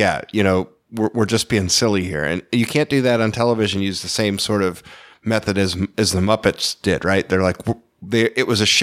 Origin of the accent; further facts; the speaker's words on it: United States; as an American looking from the inside out